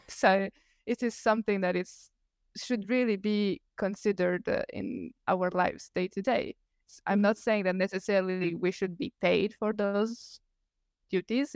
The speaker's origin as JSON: {"language": "English", "country": "Italy", "second_language": "English", "said": "I'm Italian. I'm not an English speaker"}